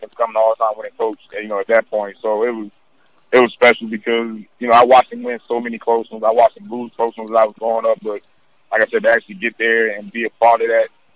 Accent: North Carolina, United States; growing up in North Carolina

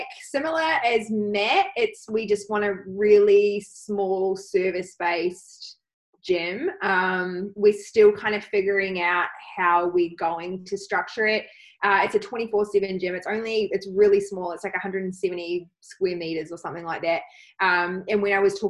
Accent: New Zealand; now in Australia; Being a Kiwi citizen

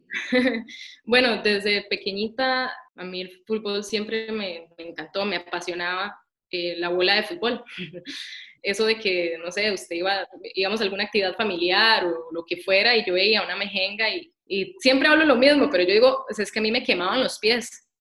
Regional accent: Costa Rica; moved away as an adult; also born or lived in United States; Yo me fui a los 19 años de Costa Rica y estudié en Estados Unidos ciencia del ejercicio

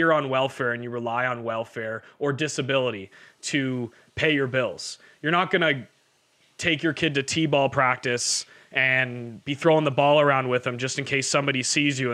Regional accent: Canada; we're from Canada

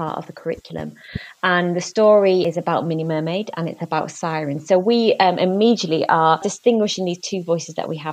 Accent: Leeds, Yorkshire and the Humber, United Kingdom; my hometown of Leeds

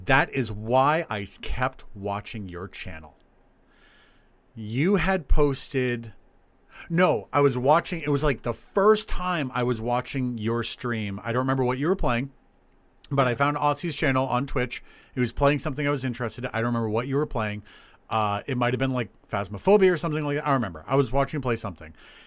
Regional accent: near the Uncanoonuc Mountains, New Hampshire, United States; the Unkanunik Mountains. And that is, honestly, in this case, it is just a nod to my hometown

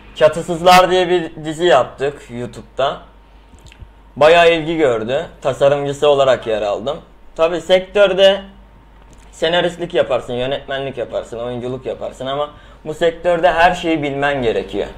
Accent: Istanbul, Turkey; also born or lived in Izmit, Kocaeli (ancestry); Aslen İzmit Kocaeli'liyim. Doğma büyüme İstanbulluyum

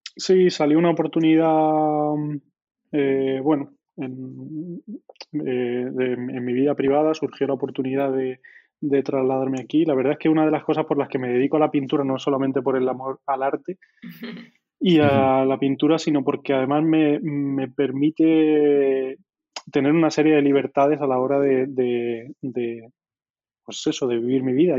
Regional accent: La Carolina, Andalusia, Spain; moved away as an adult; la Carolina, en mi pueblo

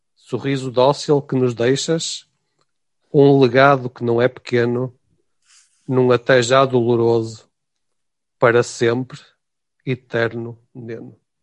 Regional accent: Portugal; espero também como português

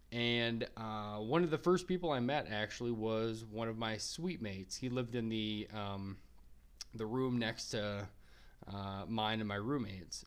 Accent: Minnesota, United States; also born or lived in Wyoming; my home state of Minnesota

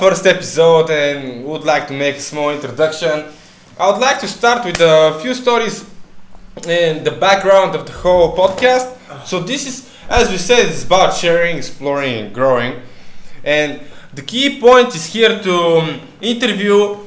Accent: Bulgaria; now in Canary Islands, Spain; we come from Bulgaria

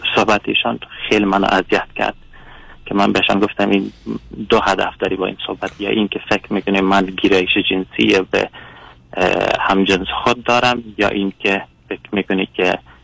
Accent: Afghanistan; moved away as an adult; now in Sweden; من از کشور سوئد زنگ میزنم اصالتا افغان افغانی هستم

